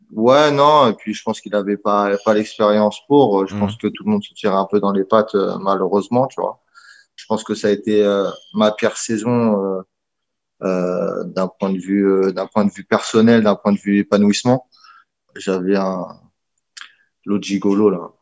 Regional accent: Normandy, France; moved away as an adult; je viens de France, je dis euh, ouais, j'habite près de Paris.

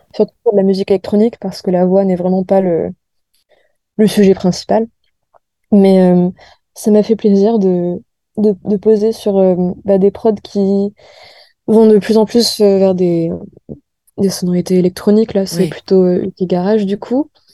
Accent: France; also born or lived in United States / New York; je suis née aux États-Unis, mais j'ai grandi en France

